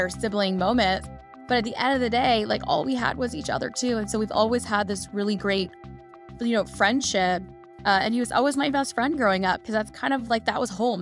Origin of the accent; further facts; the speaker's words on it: Dallas, Texas, United States; also born or lived in Chicago; I was born in Chicago, then we moved to Dallas where my brother was born, and we kind of grew up in this, um, entrepreneurial household